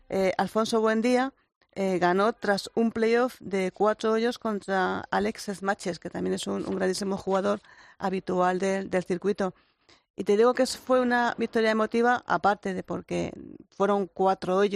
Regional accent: Retamares, Spain; soy de Retamares, tengo las tengo eh, hace muchos años de Retamares

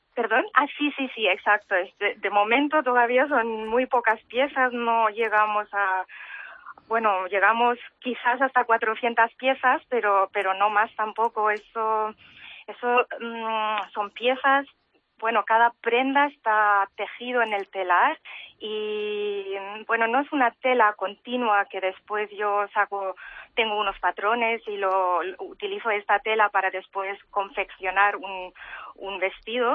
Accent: Germany; moved away as an adult; also born or lived in Barcelona; now in Mallorca, Spain; yo he nacido y crecido y he hecho la educación en Alemania

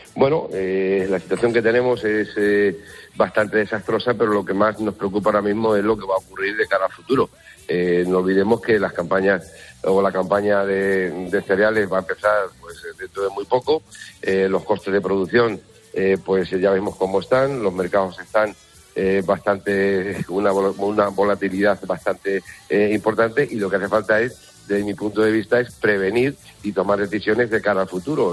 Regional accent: Huertezuela, Castilla-La Mancha, Spain; mi pueblo de origen, Huertezuela, que está todavía en, en la serranía de las estribaciones de, Sierra Morena

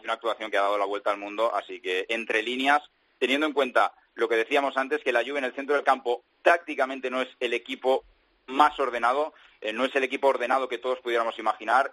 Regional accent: Spain; now in Italy; soy un español que habla italiano

